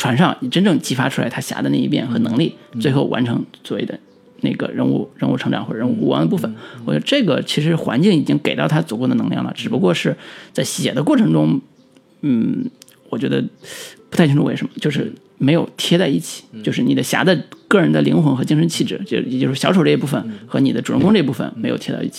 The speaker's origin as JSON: {"language": "Chinese", "country": "China", "said": "就是我们中国人每个人都有一个武侠梦"}